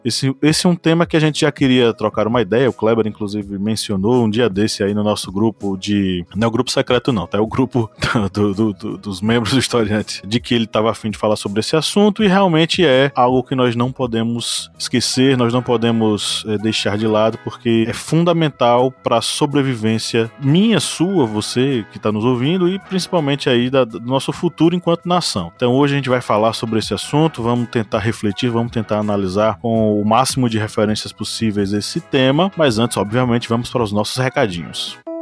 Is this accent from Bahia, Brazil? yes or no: yes; Uauá, Bahia, Brazil; Eu nasci e cresci em Uauá, uma pequena cidade do norte da Bahia